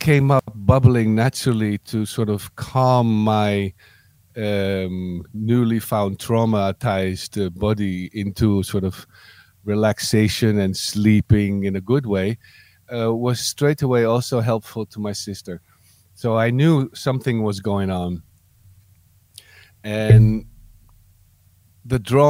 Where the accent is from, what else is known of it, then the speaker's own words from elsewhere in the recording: Amsterdam, North Holland, Netherlands; I was born outside Amsterdam, and then when I was five, my parents brought me to Amsterdam